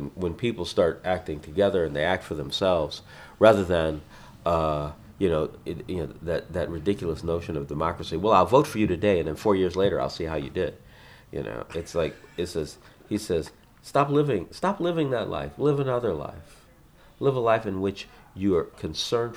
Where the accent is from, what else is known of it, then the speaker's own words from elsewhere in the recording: Los Angeles, California, United States; I was born in South Central and I raised there